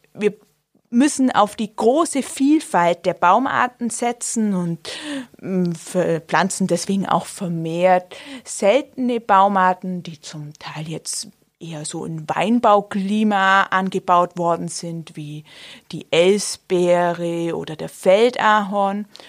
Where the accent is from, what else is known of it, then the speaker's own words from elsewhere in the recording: southern Günzburg district, Bavaria, Germany; moved away as an adult; now in Augsburg, Germany; genau dazwischen, zwischen Augsburg und Ulm, südlicher Landkreis Günzburg